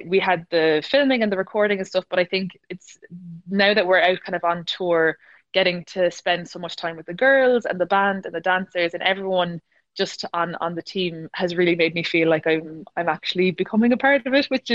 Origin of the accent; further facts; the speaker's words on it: Ballincollig, Munster, Ireland; I was born and raised in Cork in Ballincollig